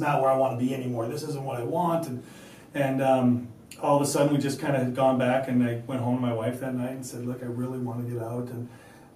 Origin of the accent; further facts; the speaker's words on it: Apple Valley, Minnesota, United States; now in Maple Grove, United States; growing up in Apple Valley and then mm-hmm. being in Maple Grove